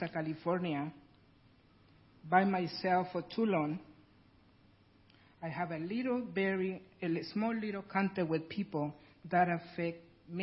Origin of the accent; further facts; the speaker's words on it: Guatemala; English is a second language; moved away as an adult; now in United States; I'm original from Guatemala, and that's why I have a really heavy accent